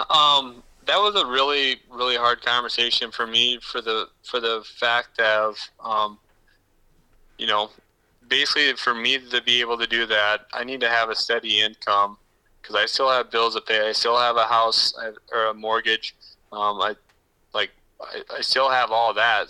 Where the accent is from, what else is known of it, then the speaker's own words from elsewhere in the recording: Woonsocket, South Dakota, United States; moved away as an adult; also born or lived in O'Neill, Nebraska; now in Pierre, United States; I was born in Woonsocket, which is yeah. um, right between Mitchell and um, Huron, South Dakota.